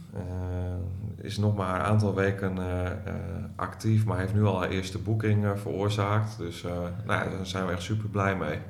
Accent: Groningen, Netherlands; also born or lived in Hilversum; Ik ben een geboren Groninger

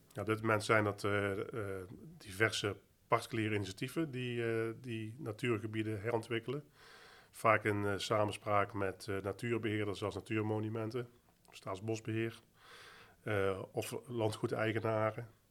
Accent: Netherlands; voor mij als Nederlander, consument, medewerker van Dela

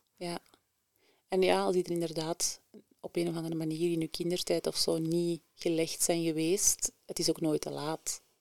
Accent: Antwerp, Flanders, Belgium; also born or lived in Mechelen / Leuven; ik ben eh, geboren en getogen in Antwerpen Centrum

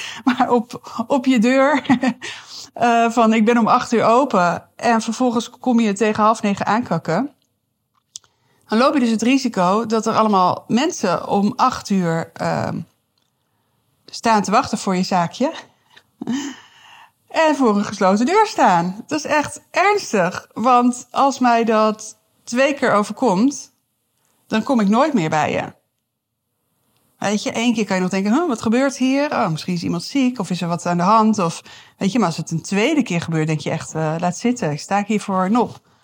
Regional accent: Amsterdam, North Holland, Netherlands; moved away as an adult; now in Deventer, Netherlands; ik kom uit Amsterdam en toen ik hierheen verhuisde, wat alweer, jeetje, dat is echt alweer 14 jaar geleden

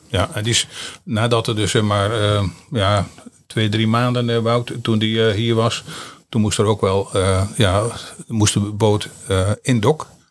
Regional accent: Sommelsdijk, South Holland, Netherlands; geboren in Sommelsdijk en woon in Sommelsdijk

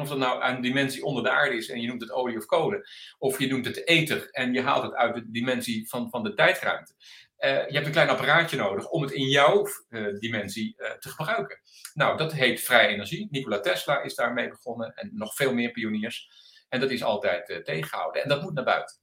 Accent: Delft, South Holland, Netherlands; ik ben Delftenaar, heel mijn leven daar geweest

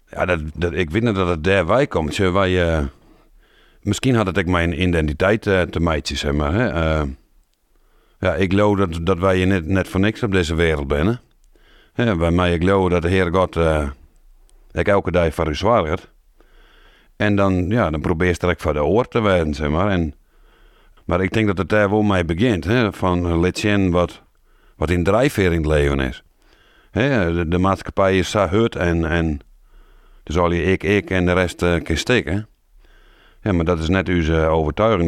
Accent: Wâlterswâld, Friesland, Netherlands; also born or lived in Deventer; now in Damwâld, Netherlands; En ik ben eigenlijk opgegroeid in Waterswaard.

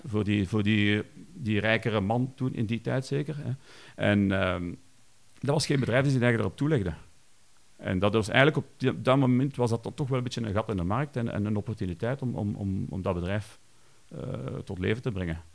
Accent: Kampenhout area, Flanders, Belgium; Ik ben opgegroeid in Haagd. Dat is eigenlijk een, een dorpje hier naast Kampenoot

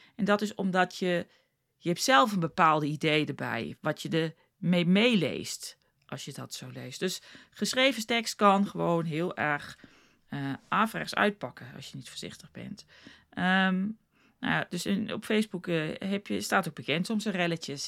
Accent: South Africa; moved away as an adult; also born or lived in The Hague, Netherlands; now in Netherlands; ik heb toen heel lang woonde ik in Zuid-Afrika. Ik kon wel Nederlands spreken, maar dat was natuurlijk niet heel goed. Want ik was een jaartje of 6, 7, 8 toen ik naar Zuid-Afrika ging.

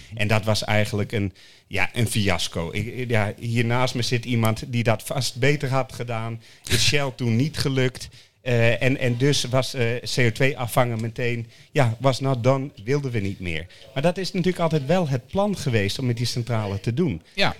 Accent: Netherlands; wij minder verstand van als Nederlanders

